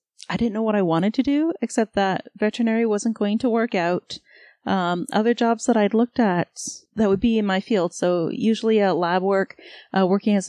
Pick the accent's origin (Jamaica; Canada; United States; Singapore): Canada; Toronto, Ontario; I grew up in Toronto, a block up from a lovely little club called Jilly's